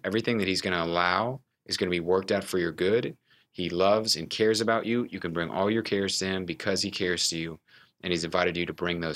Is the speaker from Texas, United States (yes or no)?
yes; Houston, Texas, United States; now in Dallas, United States; I, uh, was raised in Houston, Texas